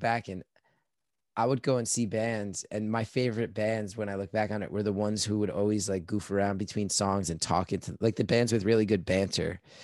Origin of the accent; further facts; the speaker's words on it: New York, United States; I'm like this New Yorker